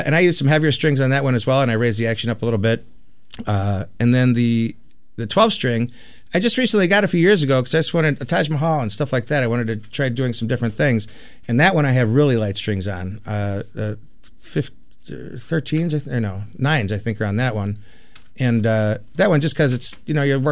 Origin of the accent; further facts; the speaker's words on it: Chicago, Illinois, United States; growing up in Chicago